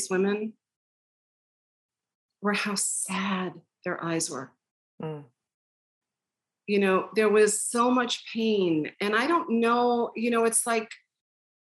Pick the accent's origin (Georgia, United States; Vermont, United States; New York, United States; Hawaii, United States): New York, United States; Long Island; I grew up on Long Island